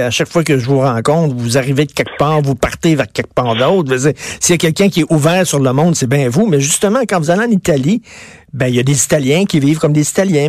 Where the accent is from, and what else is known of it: Quebec, Canada